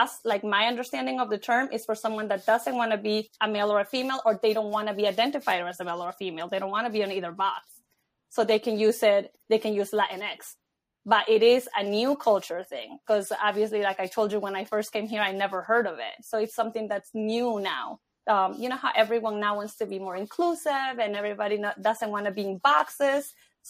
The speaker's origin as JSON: {"language": "English", "country": "Ecuador", "tie": "born or raised there", "moved": "yes", "lives_now": "United States", "said": "I'm born in Ecuador. So when we came here, we came straight from Ecuador"}